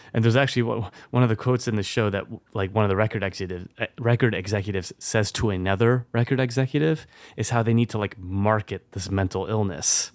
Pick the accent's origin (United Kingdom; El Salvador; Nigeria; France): France; moved away; when I was growing up in France.